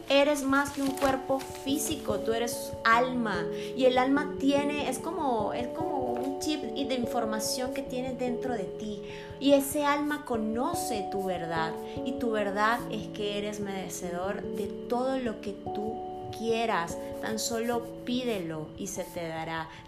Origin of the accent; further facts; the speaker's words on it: Venezuela; now in Monterrey, Mexico; Salí de Venezuela y estoy aquí en México, Monterrey, donde hay infinidad de comida, donde hay lugares hermosos que puedo apreciar